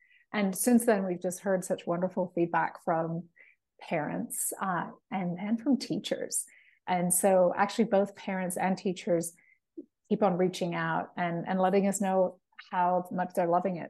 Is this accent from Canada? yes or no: no; Puerto Rico; I'm from Puerto Rico and a speech pathologist at a local school district. I also teach Spanish to young kids virtually.